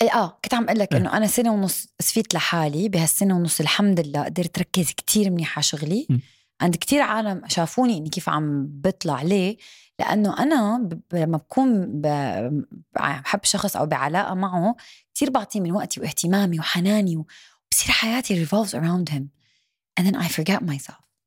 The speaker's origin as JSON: {"language": "Arabic", "country": "Syria", "moved": "yes", "lives_now": "Dubai, United Arab Emirates", "said": "انا سوري"}